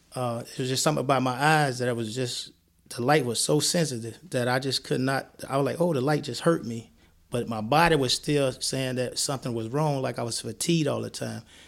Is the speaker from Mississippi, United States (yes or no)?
yes; Columbia, Mississippi, United States; moved away as an adult; also born or lived in New Jersey; now in Madison, United States; I'm from Columbia, Mississippi, home of Walter Payton, a football player, where I moved then to New Jersey